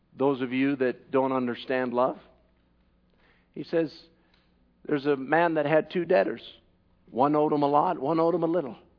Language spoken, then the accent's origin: English; Canada; I'm a Canadian